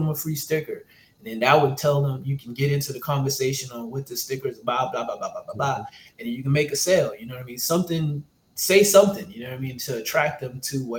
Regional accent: New York City, New York, United States; I'm also from Brooklyn

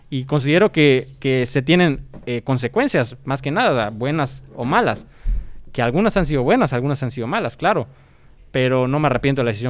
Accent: Tabasco, Mexico; Yo soy tabasqueño.

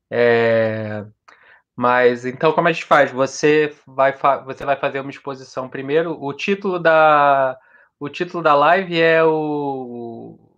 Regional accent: Rio de Janeiro, Brazil; eu sou do Rio de Janeiro.

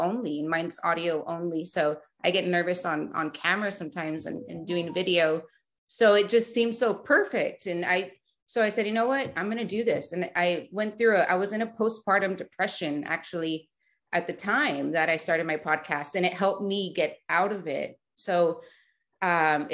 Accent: Edinburg, Texas, United States; moved away as an adult; also born or lived in McAllen, Texas; I'm born and raised in the Rio Grande Valley of South Texas. I was born in McAllen, Texas, raised in Edinburgh, Texas. So I lived there my whole life. And then I moved around 24

